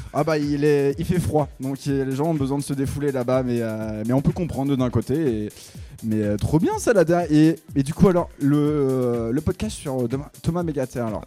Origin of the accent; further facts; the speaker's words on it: north of Picardy, Hauts-de-France, France; je viens aussi du Nord de Picardie